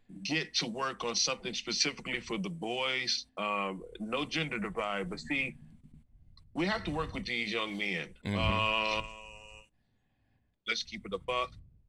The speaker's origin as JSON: {"language": "English", "town": "Los Angeles", "region": "California", "country": "United States", "said": "I'm from Venice, homie"}